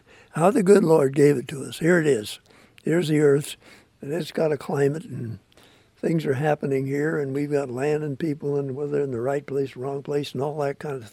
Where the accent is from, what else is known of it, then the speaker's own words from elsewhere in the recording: Southern California, United States; I grew up in Southern California